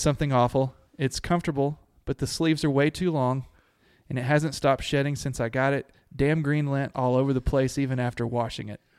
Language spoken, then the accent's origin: English; Abilene, United States; I grew up in Abilene